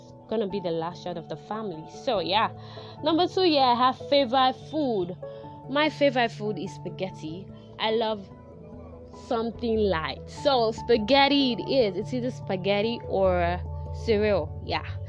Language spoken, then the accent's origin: English; Lagos, Nigeria; I was born in Lagos, grew up in Lagos, everything Lagos, my whole life Lagos.